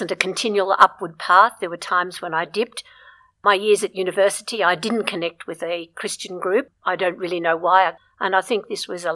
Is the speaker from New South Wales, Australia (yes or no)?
no; Brisbane, Queensland, Australia; when I was growing up in Brisbane